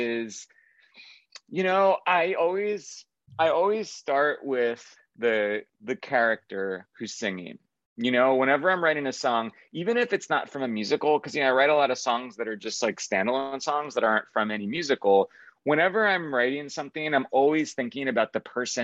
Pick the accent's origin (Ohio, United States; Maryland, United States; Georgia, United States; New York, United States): New York, United States; Long Island; I'm from Long Island, New York